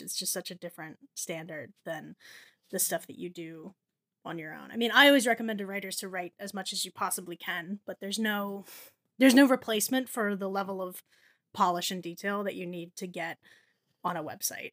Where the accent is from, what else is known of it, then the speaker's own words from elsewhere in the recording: New Jersey, United States; I grew up in New Jersey